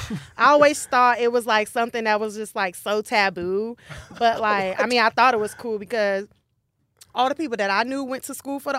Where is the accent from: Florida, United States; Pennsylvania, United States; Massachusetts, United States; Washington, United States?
Florida, United States; Miami; I grew up in Miami. No. We grew up around all different